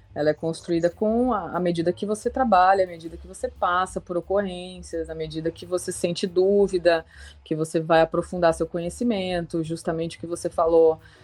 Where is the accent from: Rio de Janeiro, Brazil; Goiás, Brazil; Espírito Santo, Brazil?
Goiás, Brazil; Goiânia; moved away as an adult; also born or lived in Ribeirão Preto, São Paulo; now in Florianópolis, Brazil; apesar de ter nascido e morado ao longo dos seis anos lá em Ribeirão Preto, eu fui criada em Goiânia, Goiás